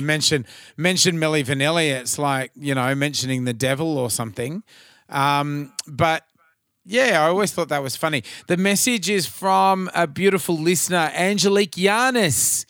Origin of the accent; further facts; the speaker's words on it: Cairns, Queensland, Australia; growing up in Cairns, the burning cane fields